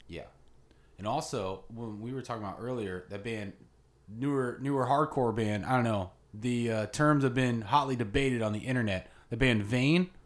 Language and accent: English; Ocala, Florida, United States; I'm from Ocala, original Ocala bad boy